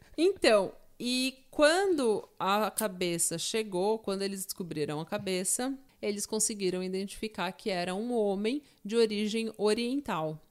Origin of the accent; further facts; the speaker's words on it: São Paulo, Brazil; eu sou de São Paulo, eu tô acostumada com enchente